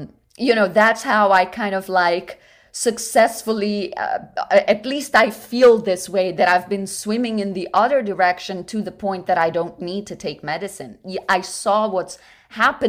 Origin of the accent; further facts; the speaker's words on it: Rio de Janeiro, Brazil; moved away as an adult; also born or lived in New York City; now in United States; I grew up in Brazil, in Rio de Janeiro, which is right on the beach